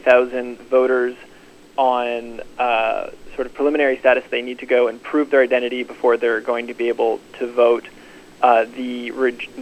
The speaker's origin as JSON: {"language": "English", "region": "North Carolina", "country": "United States", "said": "I come from North Carolina"}